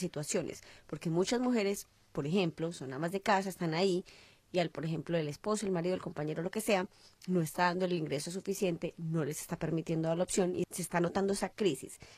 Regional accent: Colombia; now in Melbourne, Australia; nosotros los colombianos

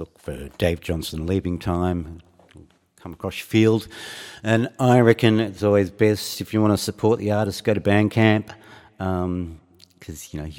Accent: Geelong, Victoria, Australia; now in Fremantle, Australia; I left my hometown of Geelong in the 80s

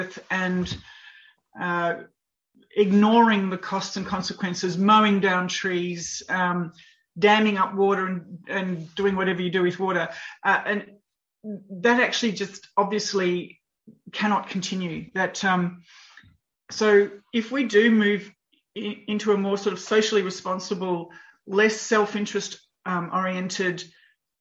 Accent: Australia; I grew up in Australia

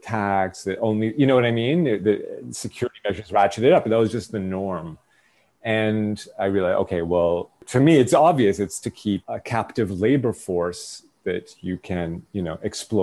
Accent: Toronto, Ontario, Canada; born or raised there; moved away as an adult; now in Israel

